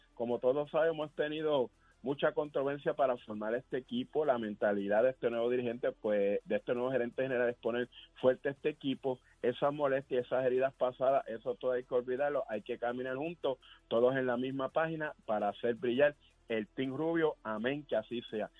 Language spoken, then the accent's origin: Spanish; Puerto Rico; todos somos boricuas